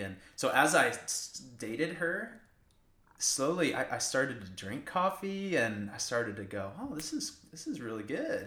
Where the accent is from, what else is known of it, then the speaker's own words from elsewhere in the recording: Iowa, United States; now in College Station, United States; I'm, I'm from Iowa, uh, grew up in Iowa